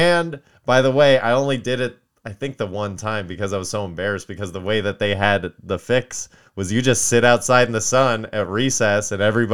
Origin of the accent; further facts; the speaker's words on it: Kentucky, United States; moved away; where I grew up in Palmcaster, Kentucky